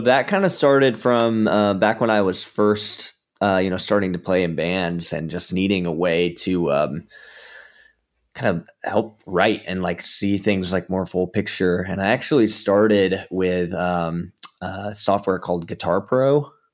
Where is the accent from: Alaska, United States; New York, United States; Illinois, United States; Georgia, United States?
Georgia, United States; now in Southern California, United States; I'm from Georgia originally